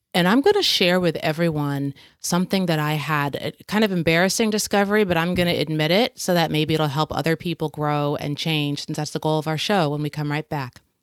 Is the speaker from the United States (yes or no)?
yes; United States; being an American